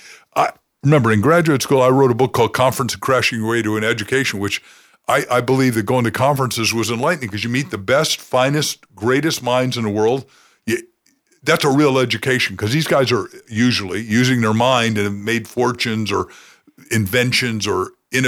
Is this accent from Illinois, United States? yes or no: yes; Waukegan, Illinois, United States; Yeah, Waukegan, Illinois.